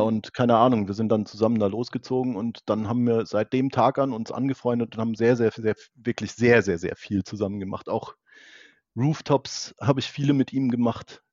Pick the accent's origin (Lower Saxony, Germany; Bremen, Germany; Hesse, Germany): Hesse, Germany; area around Frankfurt am Main; ich komme ja aus der Gegend um Frankfurt am Main